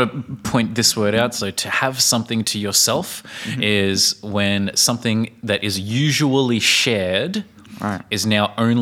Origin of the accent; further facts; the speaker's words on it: Australia; accent: Australian; moved away; from Australia